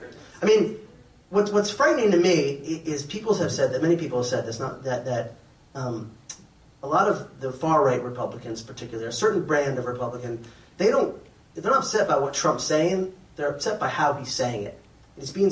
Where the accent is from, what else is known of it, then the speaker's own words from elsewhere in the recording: Massachusetts, United States; not really a New York Jew. I grew up in Massachusetts.